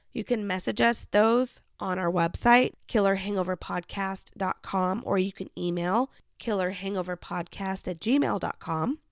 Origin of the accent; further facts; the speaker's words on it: Kansas, United States; growing up in Kansas.